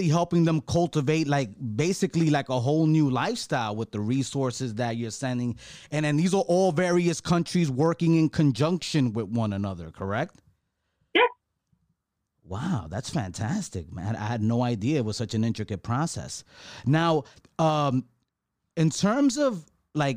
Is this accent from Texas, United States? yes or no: no; New York, United States; I grew up in New York my whole life